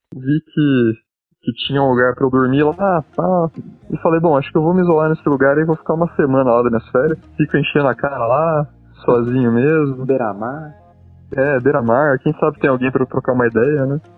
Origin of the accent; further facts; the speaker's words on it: Campinas, São Paulo, Brazil; sou de Campinas